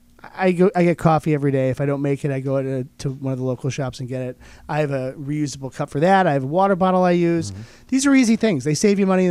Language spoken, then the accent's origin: English; Oklahoma, United States; now in Rochester, United States; I grew up in Oklahoma